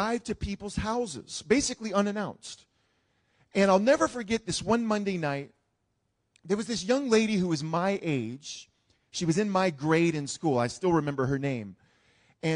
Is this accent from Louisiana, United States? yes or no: yes; New Orleans, Louisiana, United States; growing up in New Orleans around Mardi Gras